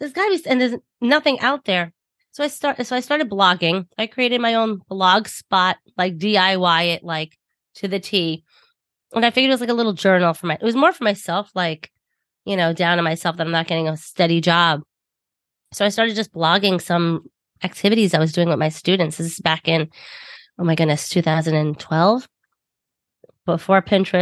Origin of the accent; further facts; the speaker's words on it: Long Island, New York, United States; accent: thick Long Island; I'm from New York, if you cannot tell by my thick Long Island accent